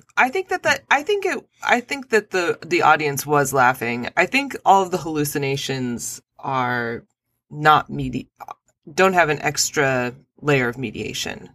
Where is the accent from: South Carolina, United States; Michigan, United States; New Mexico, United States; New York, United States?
New Mexico, United States; Albuquerque; I'm from Albuquerque.